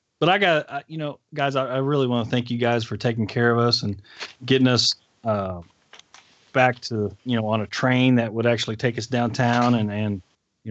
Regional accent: Dallas, Texas, United States

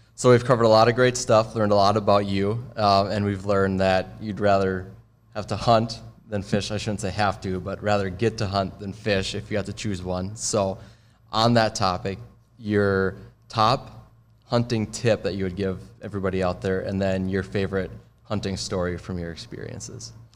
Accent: Minnesota, United States; I'm more of a fisherman growing up in Minnesota

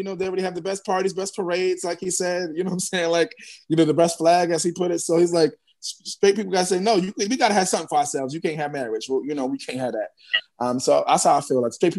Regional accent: New York City, New York, United States; of course, representing Harlem World, as always. And I'm in Harlem today, actually, so it works.

